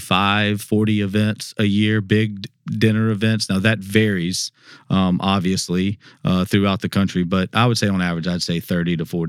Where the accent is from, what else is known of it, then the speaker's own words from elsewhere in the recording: Memphis, Tennessee, United States; born there; also born or lived in South Carolina; Yeah, so I was born in Memphis, Tennessee, moved to South Carolina in the middle part. It came back of my life, and then it came back to Memphis in 2008